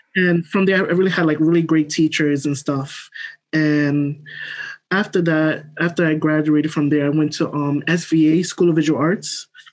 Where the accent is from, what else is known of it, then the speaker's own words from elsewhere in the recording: New York City, New York, United States; I'm from Brooklyn, New York. Um, grew up, born here